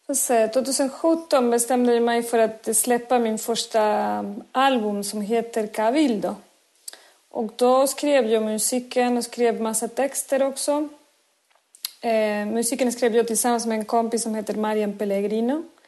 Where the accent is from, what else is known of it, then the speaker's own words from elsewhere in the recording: Córdoba, Argentina; Swedish is a second language; moved away as an adult; now in Sweden; född och uppväxt i Argentinas södra, i Córdoba, min mm. stad där jag kommer ifrån